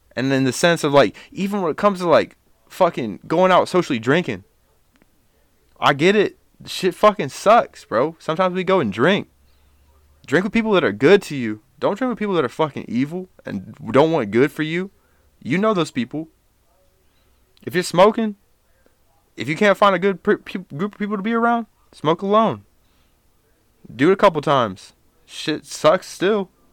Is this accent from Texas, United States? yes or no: no; Dayton, Ohio, United States; I was born in Dayton. Um, I lived here until I was, um, seven.